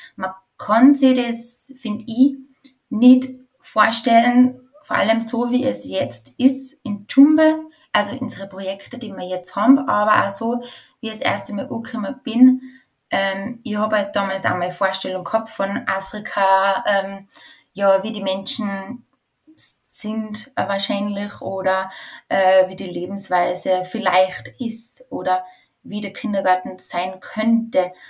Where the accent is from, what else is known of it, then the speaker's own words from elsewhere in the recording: Going, Tyrol, Austria; also born or lived in Tshumbe, DR Congo / Spain / France; ich bin in einem Bauernhof in Tirol aufgewachsen